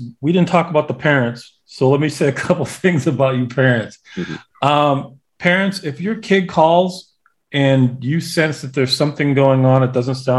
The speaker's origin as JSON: {"language": "English", "region": "New England", "country": "United States", "said": "I'm from New England"}